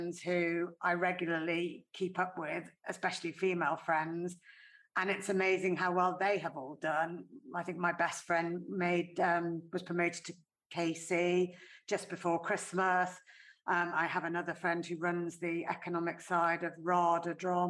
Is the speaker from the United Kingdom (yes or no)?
yes; North West England, United Kingdom; I grew up in the Northwest. My parents both worked. They worked in Liverpool.